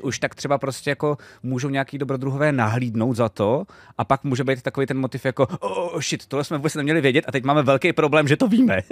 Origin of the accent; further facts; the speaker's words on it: Czechia; jsme z Čech